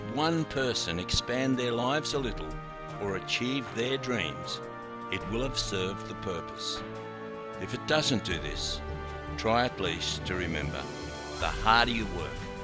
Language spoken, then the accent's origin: English; Townsville, Queensland, Australia; As a snotty-nosed kid, I grew up around the Tribrook Pool in Townsville.